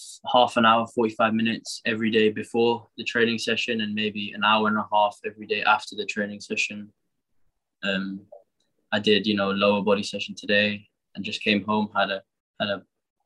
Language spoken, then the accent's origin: English; Singapore; now in Wolverhampton, United Kingdom; Singapore is my home more than anywhere else in the world. My family's still there. I grew up around the culture and my friends are still there